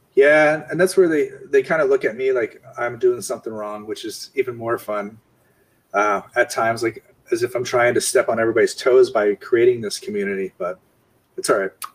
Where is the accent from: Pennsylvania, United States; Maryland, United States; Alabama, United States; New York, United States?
Pennsylvania, United States; Bethlehem; I grew up in Bethlehem, Pennsylvania, which was a steel town